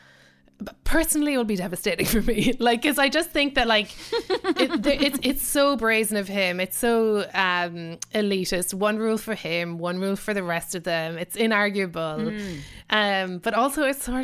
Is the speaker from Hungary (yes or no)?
no; Ireland; as an Irish person